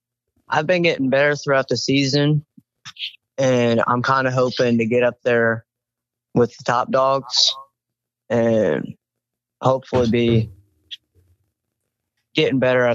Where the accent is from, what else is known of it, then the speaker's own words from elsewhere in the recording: Perryville, Missouri, United States; and I'm from Perryville, Missouri.